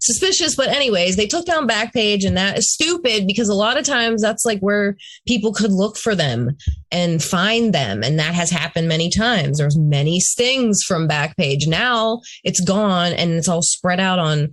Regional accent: Pittsburgh, Pennsylvania, United States; born or raised there

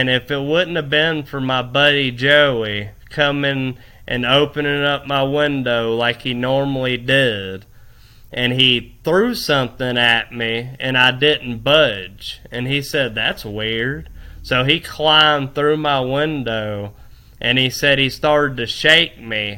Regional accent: Fort Walton Beach, Florida, United States; I was from Fort Walton Beach. I was from Fort Walton Beach, Destin area, partying all the time.

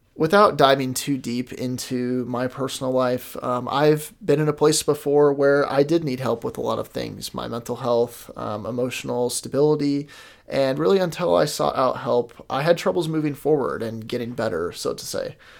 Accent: Kansas City, Missouri, United States; I am from Kansas City, Missouri

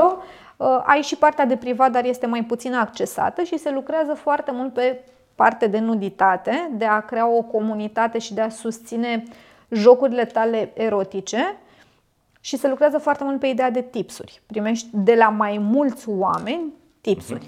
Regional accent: Bucharest, Romania; sunt din România, București

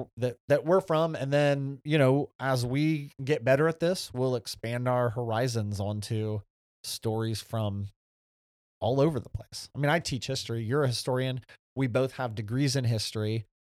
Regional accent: Ohio, United States; this area that we grew up in Northern Ohio.

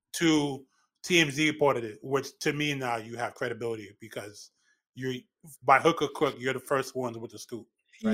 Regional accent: New York City, New York, United States; now in Westchester County, United States; I'm born and raised in the Bronx

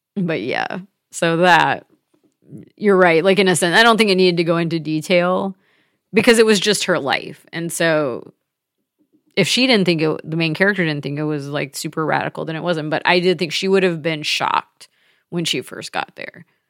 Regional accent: the South, United States; moved away as an adult; as a Southerner

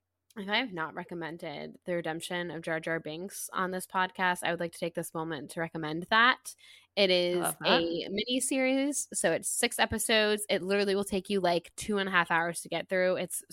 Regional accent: the South, United States; I'm from the South, so I can do it.

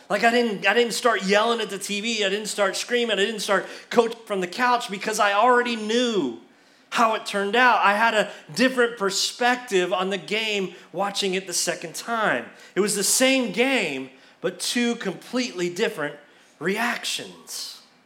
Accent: Florida, United States; moved away as an adult; now in Kentucky, United States; I'm from Florida

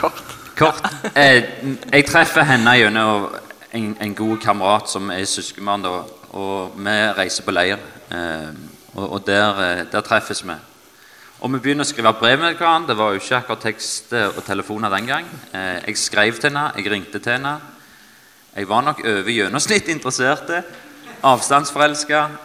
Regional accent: Stavanger, Rogaland, Norway; Jeg er eh, født og oppvokst i Stavanger

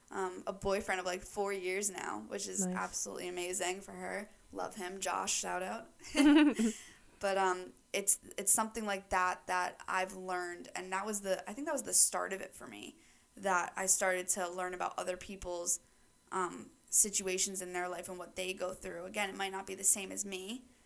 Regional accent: New York, United States; She came from the Bronx in New York, and I'm from Westchester, which is like a little preppy town kind of.

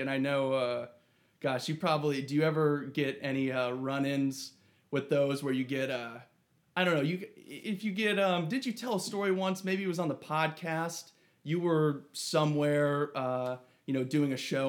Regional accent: Ohio, United States; now in Arizona, United States; I'm from Ohio

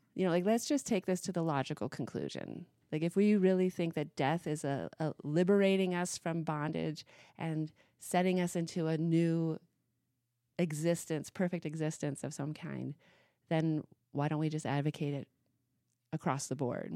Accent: Missoula, Montana, United States; growing up in Missoula, Montana

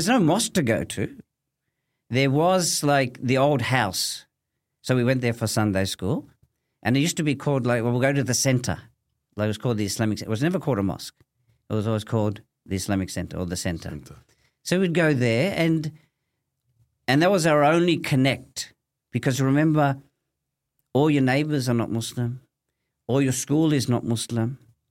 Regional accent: Thomastown, Victoria, Australia; No, I grew up in Thomastown. So I went to Thomastown Primary, alhamdulillah.

